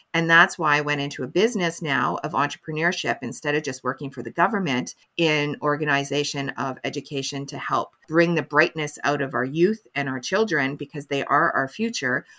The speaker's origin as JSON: {"language": "English", "country": "Canada", "said": "I'm a Canadian mental health advocate"}